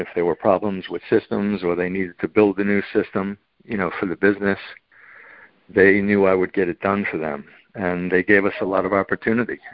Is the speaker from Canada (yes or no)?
no; Long Island, New York, United States; I was born on on Long Island